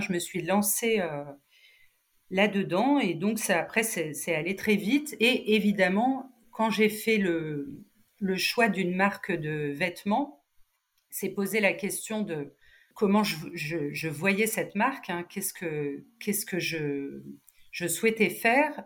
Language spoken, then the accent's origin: French; Cannes, Provence-Alpes-Côte d'Azur, France; moved away as an adult; also born or lived in Nice; now in Paris, France; je, je, suis canoise